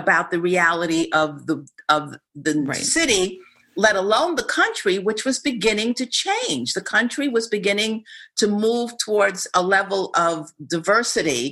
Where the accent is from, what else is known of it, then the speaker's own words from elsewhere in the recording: New York, United States; I was raised in New York, which is arguably one of the most integrated cities in the universe